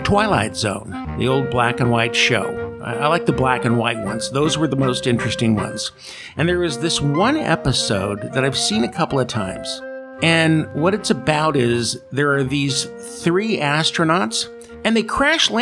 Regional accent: California, United States; moved away as an adult; now in Atri, Italy; I was born and raised in California

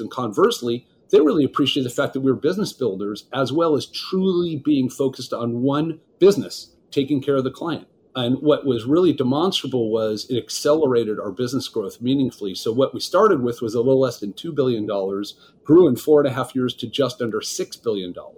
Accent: Los Angeles, California, United States; Los Angeles, California, which is where I'm from

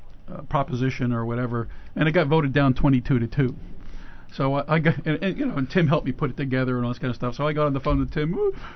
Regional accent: New Jersey, United States; I grew up in New Jersey.

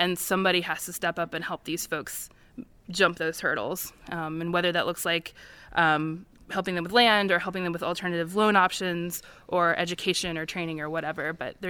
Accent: Midwest, United States; as it would have been in my family in the Midwest, I'm originally from the Midwest.

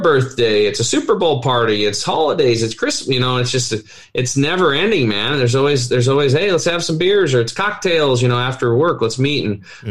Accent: Eastern Oregon, United States; born or raised there

